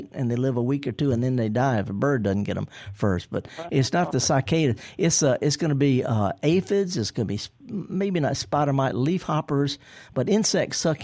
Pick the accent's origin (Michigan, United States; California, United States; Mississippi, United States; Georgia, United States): Mississippi, United States; Indianola; I'm from Indianola.